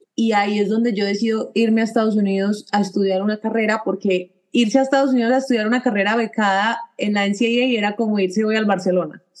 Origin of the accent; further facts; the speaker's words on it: Medellín, Antioquia, Colombia; moved away as an adult; also born or lived in Seville, Spain; somos los dos de Medellín